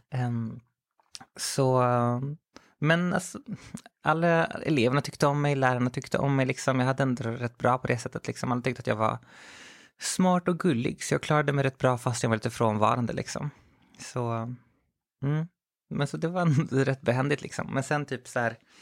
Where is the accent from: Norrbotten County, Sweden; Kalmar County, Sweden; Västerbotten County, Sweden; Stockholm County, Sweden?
Stockholm County, Sweden; Skogås; also born or lived in Växjö / Chile; Jag växte upp i, i södra Stockholm, i Skogås framförallt. Eller jag är född i Växjö, men sen flyttade vi upp till, till Stockholm, hela familjen